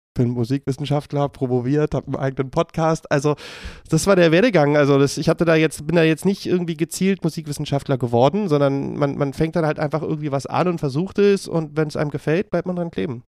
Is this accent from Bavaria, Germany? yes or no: no; Berlin, Germany; ich bin ähm, ja in Berlin aufgewachsen, geboren und äh, lebe hier immer noch